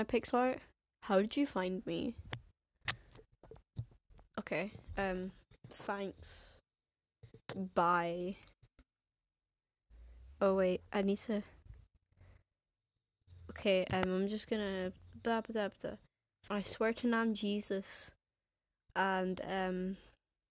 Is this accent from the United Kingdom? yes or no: yes; England, United Kingdom; accent: English; first language English; now in Scotland, United Kingdom; I have, like, an English accent